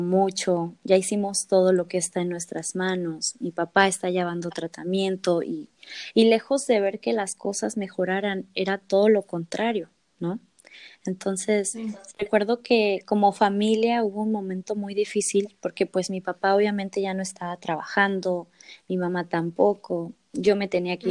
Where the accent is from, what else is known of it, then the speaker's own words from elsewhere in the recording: Mexico City, Mexico; moved away as an adult; now in Tijuana, Mexico; yo soy de Ciudad de México, pero hace un par de semanas me mudé a Tijuana